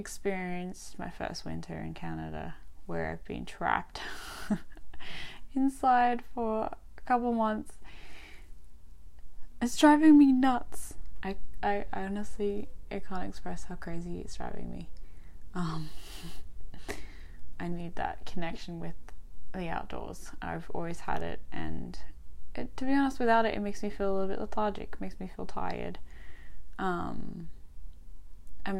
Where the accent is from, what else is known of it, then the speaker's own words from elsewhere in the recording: Albany, Western Australia, Australia; also born or lived in Adelaide, South Australia / Perth, Western Australia; I grew up in a small country town called Albany in Western Australia, from little right up until end of high school